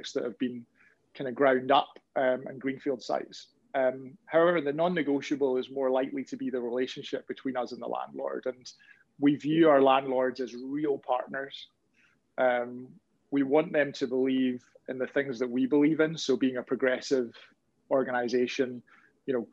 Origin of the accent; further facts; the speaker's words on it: Glasgow, Scotland, United Kingdom; I'm from Glasgow, so it's not too far off being a frozen tundra